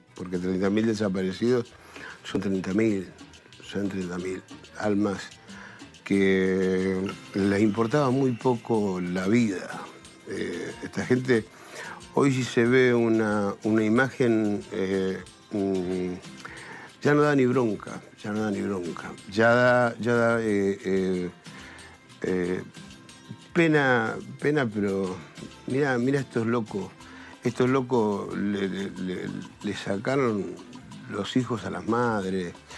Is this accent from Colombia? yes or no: no; Argentina; yo como argentino